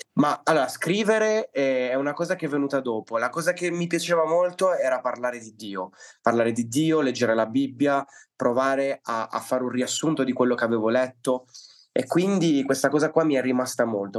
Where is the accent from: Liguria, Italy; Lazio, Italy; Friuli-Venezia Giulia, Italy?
Liguria, Italy; also born or lived in Palermo, Sicily; sono nato a Palermo, ma mio padre per questioni lavorative si è trasferito al nord, precisamente in Liguria. E quindi sono venuto su che ero bambino, avevo tre anni.